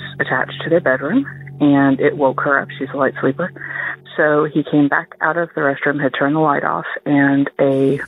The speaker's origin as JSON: {"language": "English", "region": "New Jersey", "country": "United States", "also_born_or_lived": "Laurel, Mississippi", "moved": "yes", "said": "I am originally from New Jersey"}